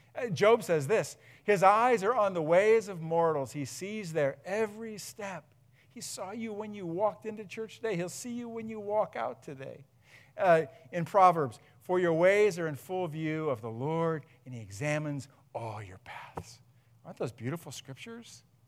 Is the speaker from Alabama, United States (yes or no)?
no; Huron, Ohio, United States; also born or lived in Akron; we moved from Akron back up to here, grew up in Huron